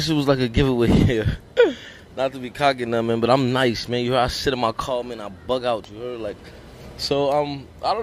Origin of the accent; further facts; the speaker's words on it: New York City, New York, United States; also born or lived in Hell's Kitchen, Manhattan; I was born in Lincoln Hospital, man, you know, from 183rd.